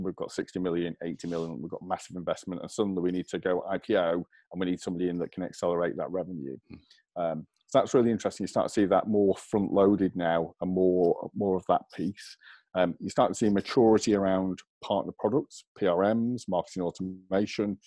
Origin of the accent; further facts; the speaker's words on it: England, United Kingdom; accent: English; take my little English accent